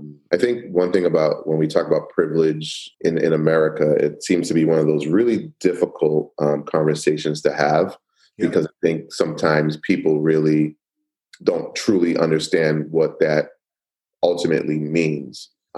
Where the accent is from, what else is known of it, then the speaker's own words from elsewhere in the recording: Queens, New York, United States; born there; also born or lived in Miami; I was born in Queens, New York. Moved to, you know, Florida, lived in Little Haiti for a little while in Miami, Florida.